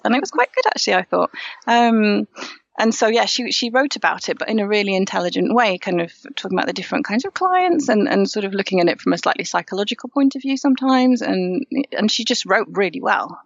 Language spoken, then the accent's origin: English; Yorkshire and the Humber, United Kingdom; moved away as an adult; also born or lived in Normandy, France; now in Paris, France; I'm from Yorkshire. Um, and I moved over to France about half my life ago, so after university